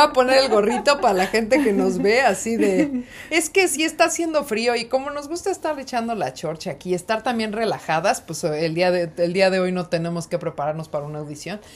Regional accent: Mexico City, Mexico; moved away as an adult; now in New York City, United States; Yo vengo de la Ciudad de México, nací en el municipio de Coyoacán y viví la mayor parte de mi vida en la Ciudad de México

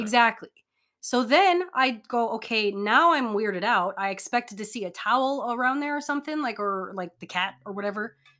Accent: Hawaii, United States; moved away; I'm from Hawaii.

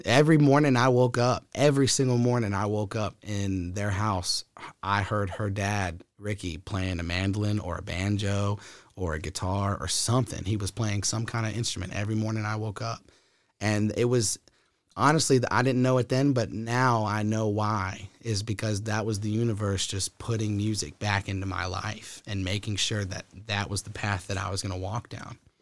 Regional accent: Huddleston, Virginia, United States; also born or lived in Sacramento, California; when I was two years old, adopted, raised in Huddleston, Virginia

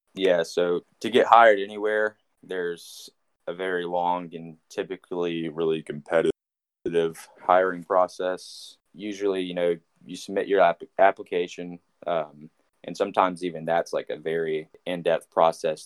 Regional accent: Nashville, Tennessee, United States; born and raised in Nashville

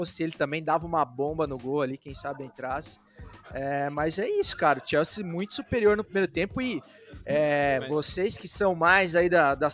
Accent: Brazil; nós como brasileiros

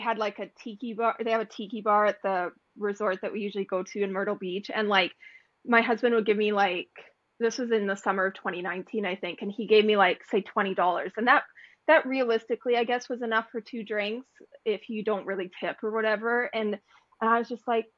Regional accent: Canada; I came from Canada where you can't drink in the street

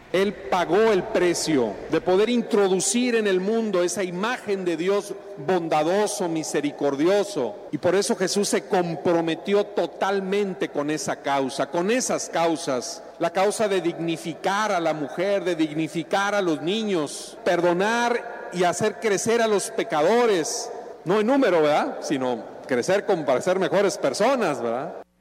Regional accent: Mexico; como cristianos, como mexicanos

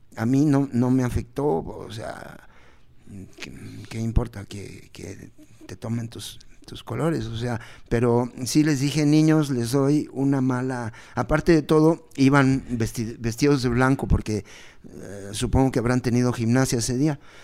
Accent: Mexico; como somos mexicanos

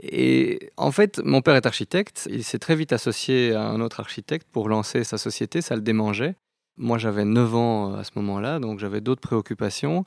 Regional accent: Brussels, Brussels-Capital Region, Belgium; Je suis né à Bruxelles, j'ai étudié à Bruxelles, j'ai toujours travaillé à Bruxelles

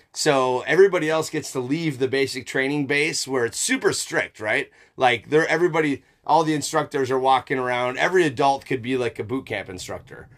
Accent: United States; I'm also an American

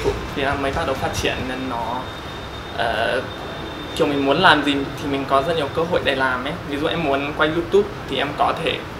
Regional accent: United States; Vietnamese is a second language; moved away as an adult; also born or lived in China; now in Vietnam; em đến từ Mỹ và em đã sang Việt Nam khoảng một năm rồi

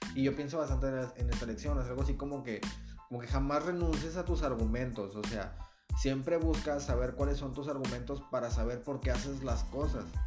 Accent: Nuevo Laredo, Tamaulipas, Mexico; yo soy un chavo de No Laredo

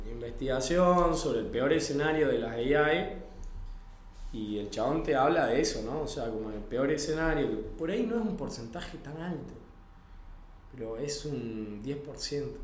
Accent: Salta, Argentina; now in Mendoza, Argentina; Soy salteño yo.

